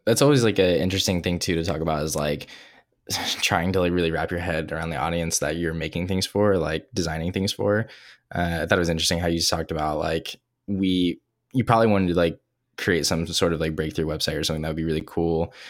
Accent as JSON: {"language": "English", "region": "Ohio", "country": "United States", "tie": "born or raised there", "said": "I grew up in Ohio in the Midwest"}